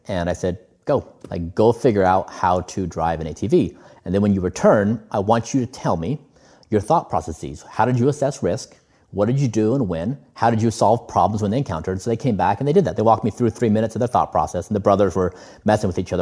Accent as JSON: {"language": "English", "country": "United States", "tie": "born or raised there", "said": "we we both come from a similar background where we grew up in the United States."}